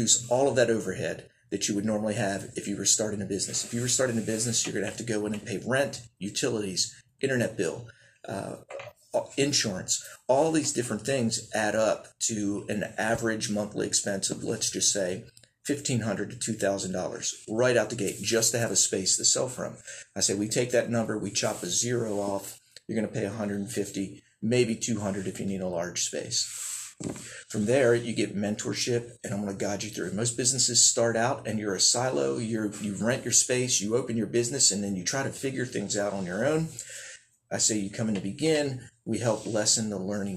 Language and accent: English; Baltimore, Maryland, United States; moved away as an adult; also born or lived in Germany; now in Gaffney, United States; I grew up in Baltimore with a huge family